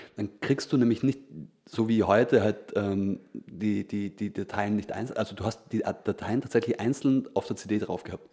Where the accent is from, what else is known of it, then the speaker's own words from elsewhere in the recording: Feldkirch, Vorarlberg, Austria; bei uns in Felkirch, ja. war halt so ein, der einzige ja, Plattenladen